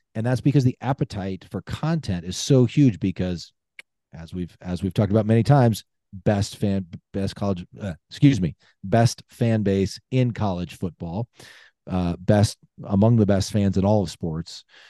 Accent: Lincoln, Nebraska, United States; moved away; I grew up in Lincoln, born and raised, uh, don't currently live there. I live out of state

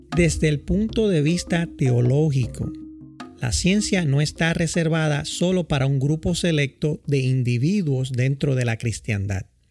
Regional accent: San Juan, Puerto Rico; also born or lived in Villa Prades, Puerto Rico; now in Boston, United States; Nací en Santurce, Puerto Rico, en un hogar humilde

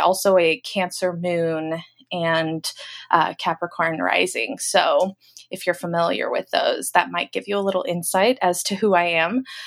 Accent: Los Angeles, California, United States; now in Portland, United States; I live in Portland, Oregon currently, but I'm from Los Angeles

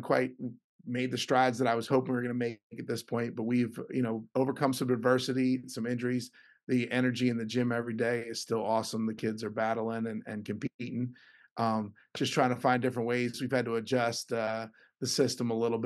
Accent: Philadelphia, Pennsylvania, United States; I get to coach college basketball in my hometown.

